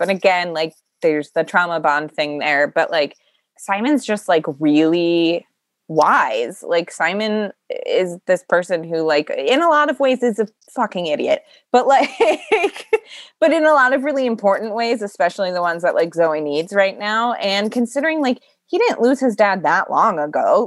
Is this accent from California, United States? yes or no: no; Iowa, United States; born or raised there